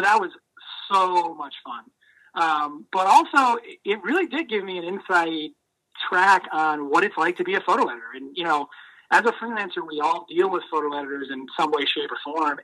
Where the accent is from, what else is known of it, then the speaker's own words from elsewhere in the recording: Maine, United States; growing up in Maine